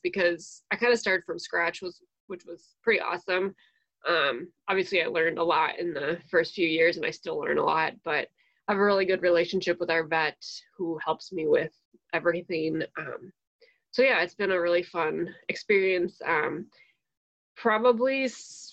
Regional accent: Waukesha County, Wisconsin, United States; I am originally from Waukesha County, Wisconsin, which is like southeast Wisconsin, not terribly far from Milwaukee

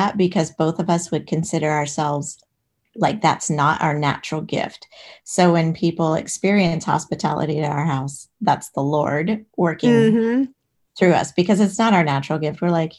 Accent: Alexandria, Virginia, United States; I grew up in Alexandria, Virginia. So right outside of DC.

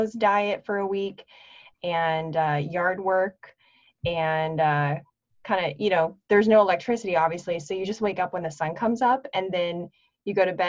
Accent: Nebraska, United States; also born or lived in North Florida; now in Pensacola, United States; I grew up in Nebraska

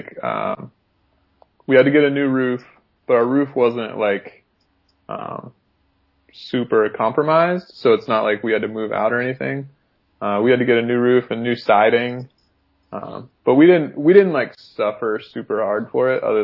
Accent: Winston-Salem, North Carolina, United States; moved away as an adult; also born or lived in Virginia / Los Angeles; now in Portland, United States; I moved from Virginia, but I grew up in North Carolina

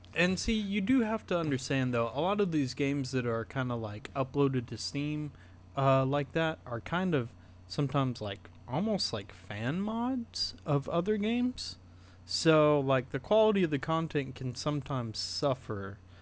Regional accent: the South, United States; growing up in the South

